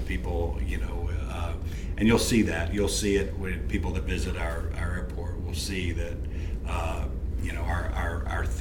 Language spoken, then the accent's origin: English; Bossier City, Louisiana, United States; moved away as an adult; also born or lived in Homer, Louisiana; I'm proud to be from here. I grew up in Bossier. I was born in Homer